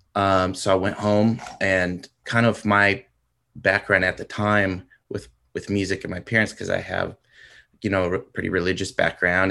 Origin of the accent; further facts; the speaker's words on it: San Diego, California, United States; moved away as an adult; now in Oklahoma, United States; San Diego.